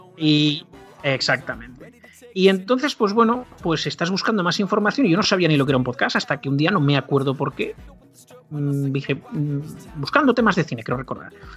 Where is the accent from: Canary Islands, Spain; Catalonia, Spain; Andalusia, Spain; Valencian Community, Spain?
Catalonia, Spain; Barcelona; now in La Rioja, Spain; yo vivo en La Rioja. De todas maneras, de origen soy de Barcelona.